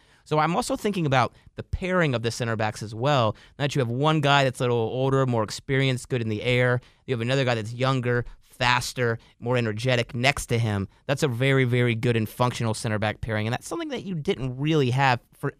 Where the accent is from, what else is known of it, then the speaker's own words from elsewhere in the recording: United States; as Americans